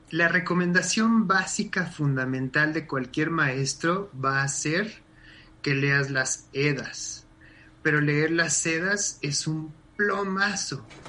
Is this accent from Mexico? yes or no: yes; Mexico; tenemos como mexicanos